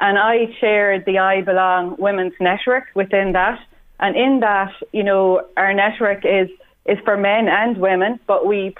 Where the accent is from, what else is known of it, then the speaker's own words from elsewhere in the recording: Cashel, Munster, Ireland; I'm from Cashel, the beautiful part of the countryside